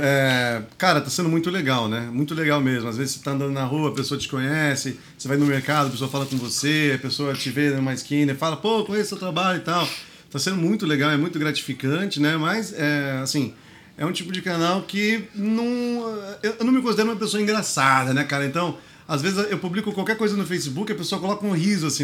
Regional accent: São Paulo, Brazil; o Grajaú foi onde eu nasci, foi onde eu cresci

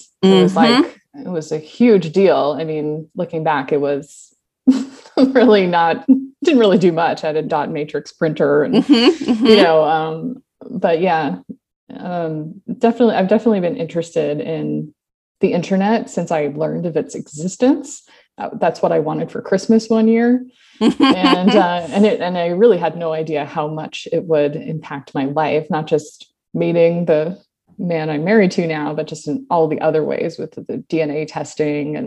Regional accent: Toronto, Ontario, Canada; moved away as an adult; now in San Diego, United States; I grew up in suburban Toronto, Ontario, Canada

